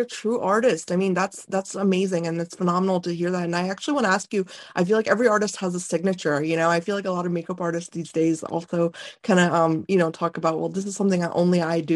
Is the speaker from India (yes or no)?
yes; North India, India; moved away; I'm Indian, you know, and I was born in India.